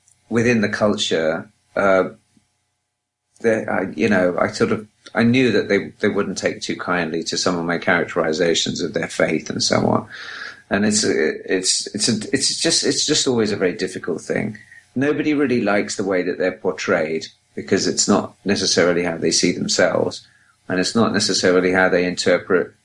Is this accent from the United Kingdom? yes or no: yes; England, United Kingdom; now in Los Angeles, United States; I'm English